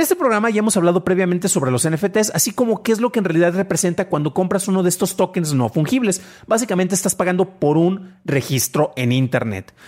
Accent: San Juan de los Lagos, Jalisco, Mexico; es del lugar del que yo soy nativo.

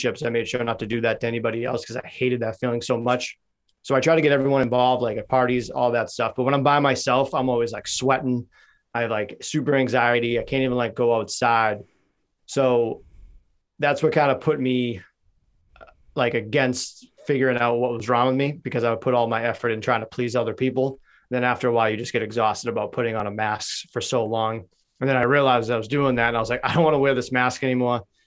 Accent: Boston, Massachusetts, United States; also born or lived in North Carolina; I grew up in Dorchester

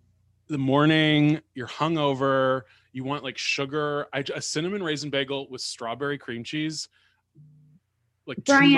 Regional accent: New York, United States; now in Los Angeles, United States; I'm a New Yorker

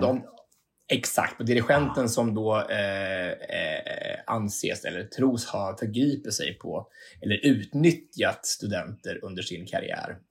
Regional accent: Hallsberg, Örebro County, Sweden; Jag är hemma i Hallsberg

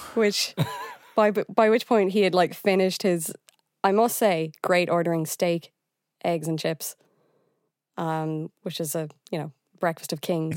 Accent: Galway, Connacht, Ireland; I'm from Galway

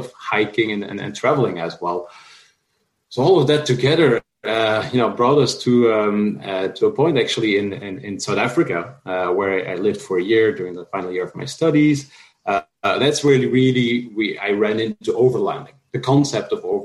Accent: Flanders, Belgium; also born or lived in France; now in San Francisco, United States; As I was little, I grew up in Belgium, in Flanders, which isn't exactly remote

